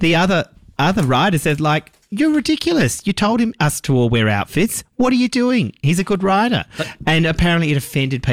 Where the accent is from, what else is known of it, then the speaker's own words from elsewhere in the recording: Tasmania, Australia; we grew up in Tasmania